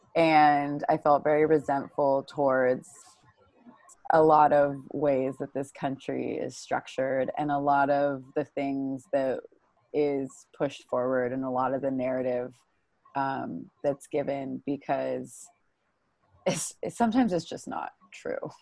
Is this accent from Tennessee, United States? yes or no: no; Bay Area, California, United States; I grew up in the Bay Area